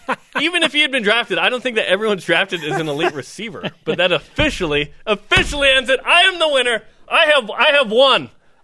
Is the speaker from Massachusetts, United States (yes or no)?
no; West Jordan, Utah, United States; born or raised there